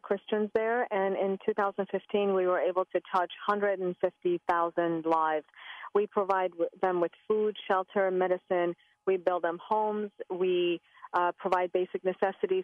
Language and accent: English; Iran; now in United States; growing up in Iran, where they used to make us walk